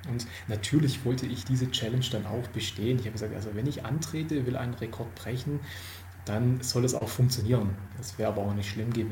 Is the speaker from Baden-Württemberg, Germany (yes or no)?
yes; Baden-Württemberg, Germany; Eigentlich war es fünfeinhalb, aber ich bin Schwabe, ich darf großzügig aufrunden.